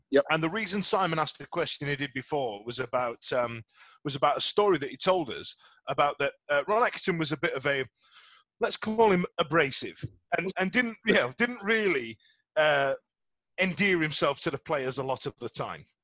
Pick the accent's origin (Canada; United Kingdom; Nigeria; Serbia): United Kingdom; there's a snobbery with British coaches that we, we kind of look down on everybody else's game? Yeah, we're British.